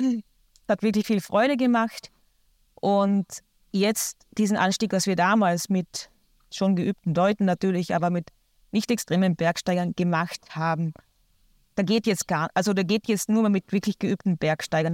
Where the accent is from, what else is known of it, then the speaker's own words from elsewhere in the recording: Austria; bei uns in Österreich